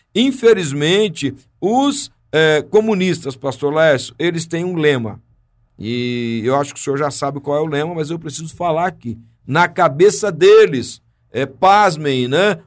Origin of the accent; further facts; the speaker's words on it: Brazil; somos brasileiros